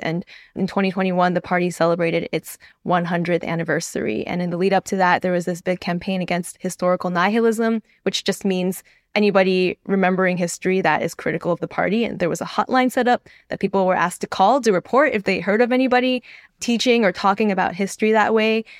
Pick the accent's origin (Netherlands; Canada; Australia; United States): United States; as an American who used to work for an American outlet